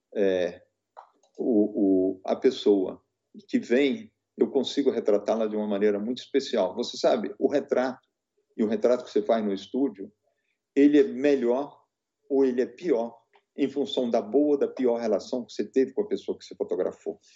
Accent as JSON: {"language": "Portuguese", "area": "Rio Doce Valley", "region": "Minas Gerais", "country": "Brazil", "said": "eu sou do Vale do Rio Doce."}